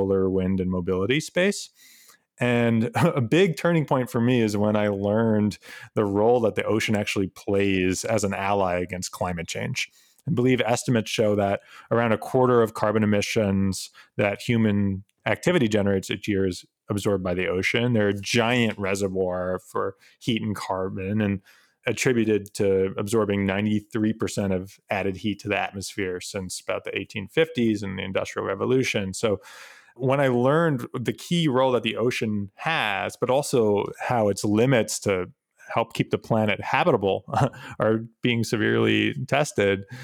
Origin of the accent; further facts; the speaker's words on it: New York, United States; I was actually born and bred in New York